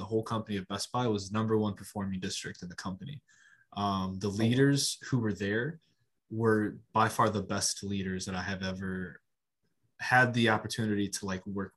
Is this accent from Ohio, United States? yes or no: yes; Lorain, Ohio, United States; My hometown is Lorain, Ohio